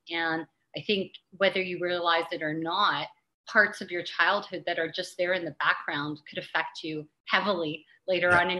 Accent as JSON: {"language": "English", "town": "Toronto", "region": "Ontario", "country": "Canada", "tie": "born or raised there", "also_born_or_lived": "Beirut", "said": "I was born in Beirut. and you know it was a very volatile area um, but when i was eight months old my parents decided to move to north america and moved here to toronto and so i grew up here"}